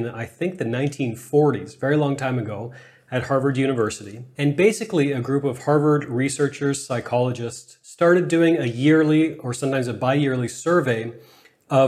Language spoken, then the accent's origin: English; Canada; I'm Canadian